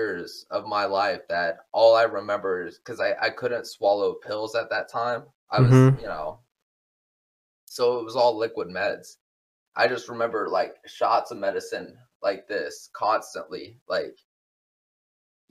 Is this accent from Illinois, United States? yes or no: no; Houston, Texas, United States; also born or lived in Magnolia, Texas; I am from Houston, and I'm still residing currently in Houston.